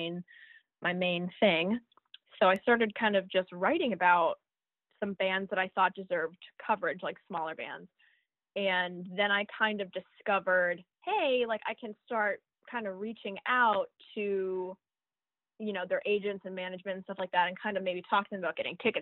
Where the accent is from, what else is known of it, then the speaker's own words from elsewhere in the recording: Florida Keys, United States; I grew up in the Keys, the Florida Keys